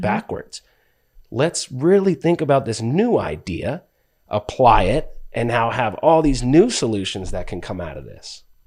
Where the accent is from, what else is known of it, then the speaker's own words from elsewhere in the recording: Palmdale, California, United States; moved away; also born or lived in Ventura, California; born in Ventura, grew up in Palmdale